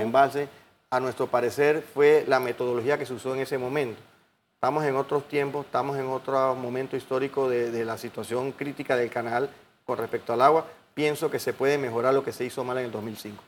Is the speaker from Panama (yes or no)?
yes; Panama